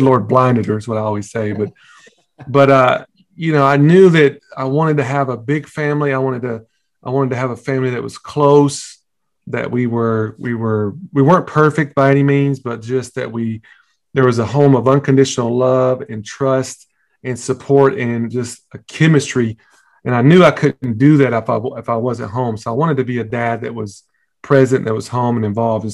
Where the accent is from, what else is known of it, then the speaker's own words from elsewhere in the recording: Tennessee, United States; moved away as an adult; also born or lived in Texas; I was born and raised in Tennessee. So we definitely got that Southern roots thing in there